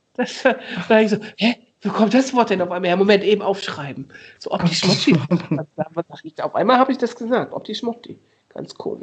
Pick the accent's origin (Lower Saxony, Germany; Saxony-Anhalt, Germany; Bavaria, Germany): Lower Saxony, Germany; Osnabrück; moved away; Ich komm ja aus Osnabrück